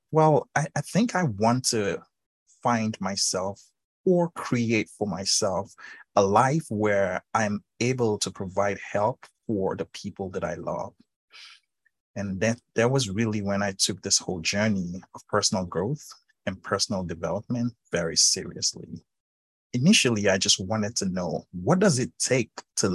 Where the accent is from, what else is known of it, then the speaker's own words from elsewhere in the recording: Nigeria; being born and raised in Africa, Nigeria specifically